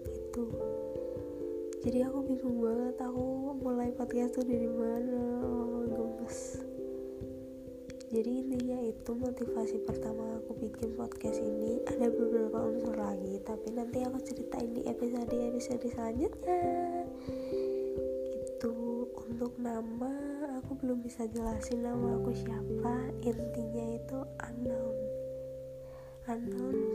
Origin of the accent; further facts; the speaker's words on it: Central Java, Indonesia; accent: medok; buat kalian yang dengar dengarnya apa kayak medok banget ya aku emang dari Jawa lebih tepatnya dari Jawa Tengah salam kenal ya